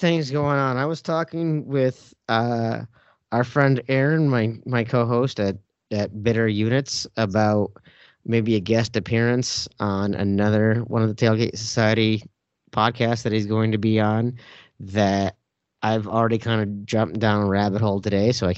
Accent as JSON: {"language": "English", "region": "Minnesota", "country": "United States", "said": "As a Minnesotan"}